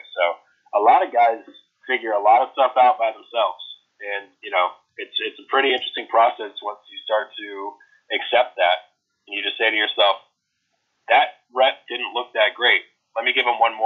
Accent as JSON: {"language": "English", "country": "United States", "accent": "American", "said": "my American accent"}